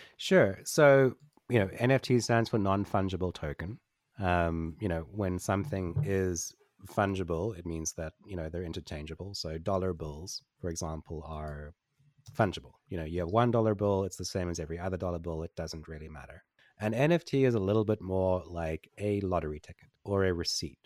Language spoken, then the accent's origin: English; Port Elizabeth, Eastern Cape, South Africa; I grew up in Port Elizabeth in, in South Africa.